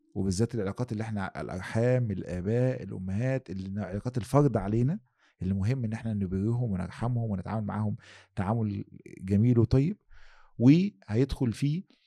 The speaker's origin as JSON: {"language": "Arabic", "country": "Egypt", "said": "واحنا عندنا في مصر"}